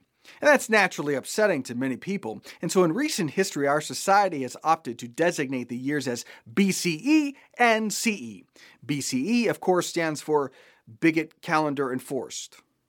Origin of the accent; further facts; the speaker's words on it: Japan; I grew up in Japan. All the stores were open on Christmas Day.